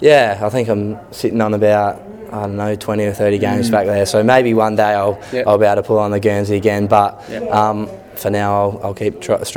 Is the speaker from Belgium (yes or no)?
no; Roxby Downs, South Australia, Australia; also born or lived in Tumby Bay; Yeah, so I grew up in Roxby Downs for 10 years, and so I grew up playing Auskick there.